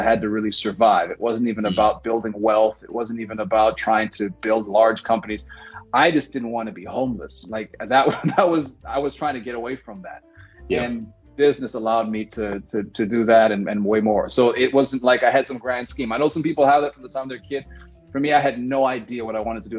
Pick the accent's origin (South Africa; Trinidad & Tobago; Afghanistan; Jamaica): South Africa; now in United States; My mother is South African.